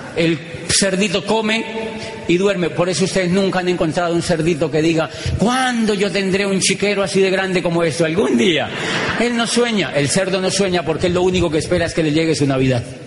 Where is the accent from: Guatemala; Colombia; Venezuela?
Colombia; moved away as an adult; yo vengo de Colombia